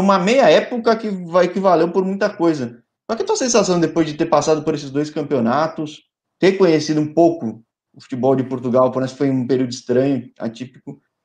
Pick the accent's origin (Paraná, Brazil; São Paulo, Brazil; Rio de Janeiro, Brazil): São Paulo, Brazil; Eu sou de São Paulo, capital